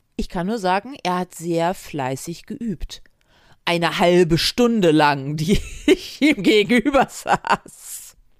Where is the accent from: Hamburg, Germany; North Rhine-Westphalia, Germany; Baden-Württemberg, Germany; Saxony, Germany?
Hamburg, Germany; Ich komme aus Hamburg und war in 2000ern Jugendliche in Hamburg.